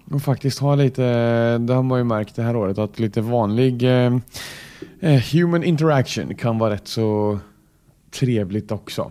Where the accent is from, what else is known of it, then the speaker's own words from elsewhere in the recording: Kolmården, Östergötland, Sweden; accent: Kolmården dialect; försöker att trolla bort Kolmårdstrollet lite